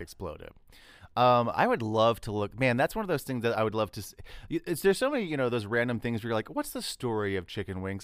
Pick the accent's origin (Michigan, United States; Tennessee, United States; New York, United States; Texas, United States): Texas, United States; I'm from Texas